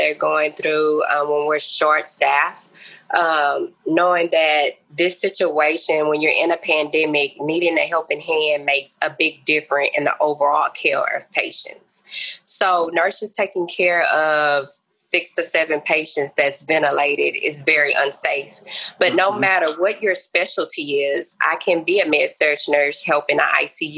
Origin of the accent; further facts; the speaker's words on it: Port Arthur, Texas, United States; I'm native in the Port Arthur, Texas area, working in the Southeast Texas region.